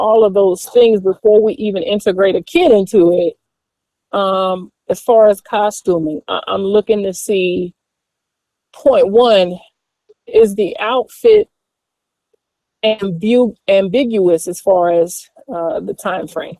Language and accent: English; Atlanta, Georgia, United States; I'm from the South. I'm from Atlanta, ATLANCA. And we raised in the church